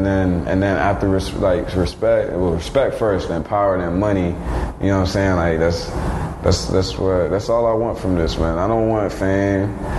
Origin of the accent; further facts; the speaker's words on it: Miami, Florida, United States; where I'm from Miami.